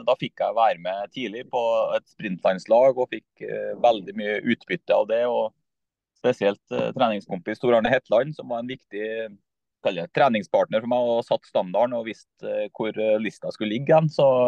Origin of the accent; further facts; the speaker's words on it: Skogn, Trøndelag, Norway; moved away as an adult; now in Trondheim, Norway; Jeg er fra Skogn i Nord-Trøndelag, eh, men har bodd i Trondheim nå i snart eh, ja, 20 år.